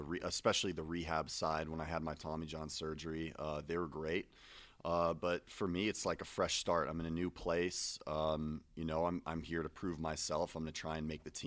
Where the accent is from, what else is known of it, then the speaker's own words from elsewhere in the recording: Santa Monica, California, United States; Santa Monica, California.